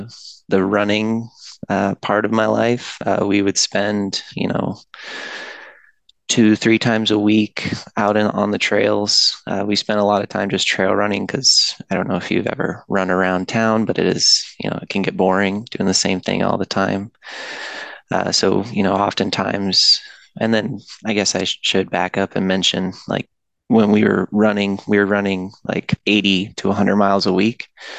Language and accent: English; Washington, United States; I was born and raised in Washington State. That's where I live currently.